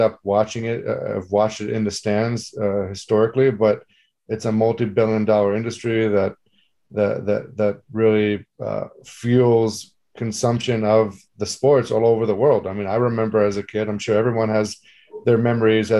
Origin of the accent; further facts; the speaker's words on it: Israel; moved away; growing up in Israel